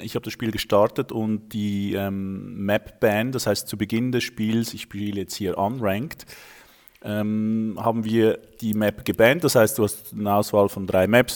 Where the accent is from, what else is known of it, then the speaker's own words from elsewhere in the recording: Switzerland; accent: Swiss; wohne in der Schweiz, wie man unschwer an meinem Akzent hört